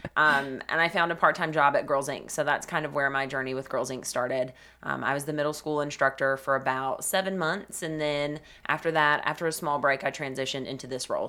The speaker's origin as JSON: {"language": "English", "town": "Cleveland", "region": "Tennessee", "country": "United States", "tie": "born or raised there", "said": "I'm originally from Cleveland, Tennessee. I grew up there, lived there my entire life"}